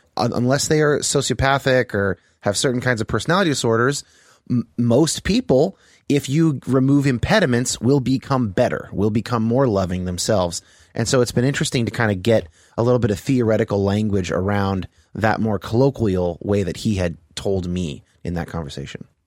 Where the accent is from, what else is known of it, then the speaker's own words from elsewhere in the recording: Bay Area, California, United States; now in Seattle, United States; I grew up in, uh, the Bay Area in California.